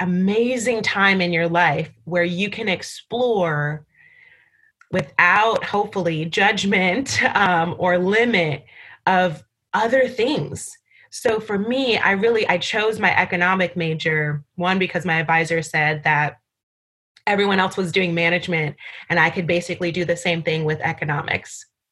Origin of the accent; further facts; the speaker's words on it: Barbados; And I went to Barbados, my hometown, where I was born.